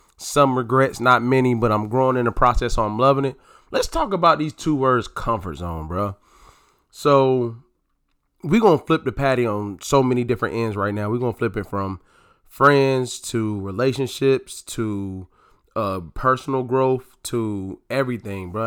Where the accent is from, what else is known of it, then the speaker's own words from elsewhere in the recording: North Carolina, United States; moved away as an adult; now in DMV area, United States; living in the D M V area from, from North Carolina